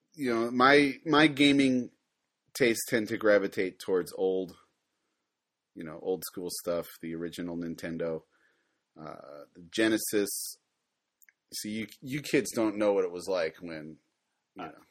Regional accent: Ohio, United States; moved away as an adult; now in Japan; I'm originally from Ohio, but like most people, I escaped

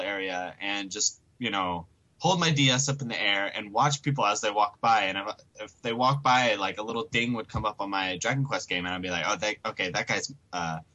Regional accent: Tennessee, United States; moved away as an adult; now in Japan; I'm from Tennessee

